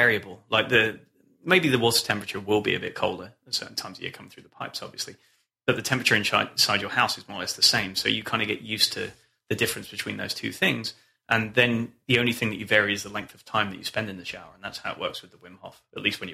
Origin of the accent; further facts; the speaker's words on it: England, United Kingdom; moved away as an adult; also born or lived in Scotland; now in North Carolina, United States; I'm from a cold place, right? I grew up in England and then went to university in Scotland